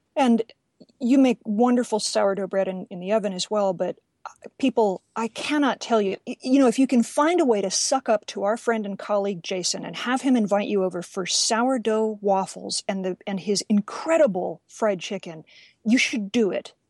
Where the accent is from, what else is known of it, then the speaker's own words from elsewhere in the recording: Richmond, Virginia, United States; moved away; Richmond, Virginia, my hometown